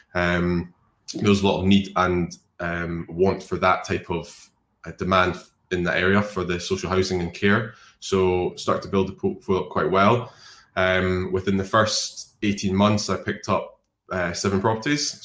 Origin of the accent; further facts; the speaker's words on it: Scotland, United Kingdom; a Scottish drinking person